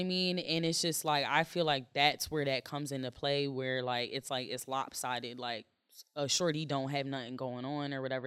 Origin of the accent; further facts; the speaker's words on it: Jamaica; I'm Jamaican